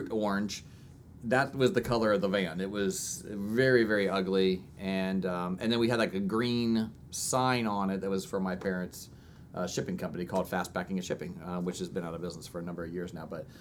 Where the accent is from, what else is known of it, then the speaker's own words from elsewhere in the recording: Orlando, Florida, United States; I grew up in Orlando, Florida